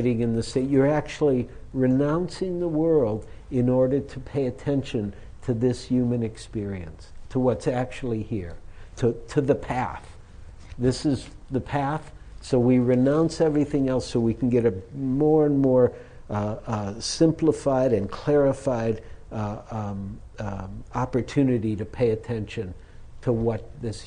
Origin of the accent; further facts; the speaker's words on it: United States; being American